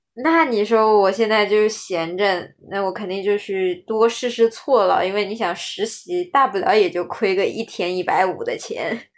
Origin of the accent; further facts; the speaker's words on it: Shanghai, China; 我们是上海的